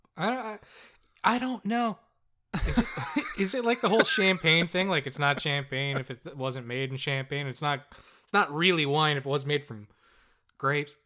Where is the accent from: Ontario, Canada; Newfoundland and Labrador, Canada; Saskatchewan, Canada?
Newfoundland and Labrador, Canada; we're from the most populated city in the province, where half of the people live.